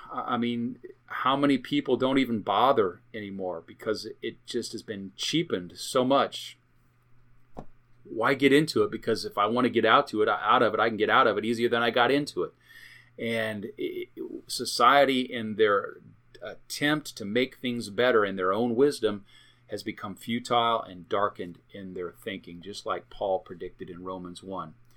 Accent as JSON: {"language": "English", "country": "United States", "said": "I am an American, I'm proud to be an American"}